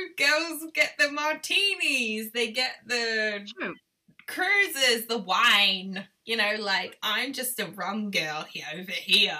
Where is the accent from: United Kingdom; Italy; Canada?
United Kingdom; now in Australia; completely and utterly boring British that I am, I am really British, but, you know, going to the Aussie land. I'm just a mixture of a bag now. People don't know how to take me in my accent.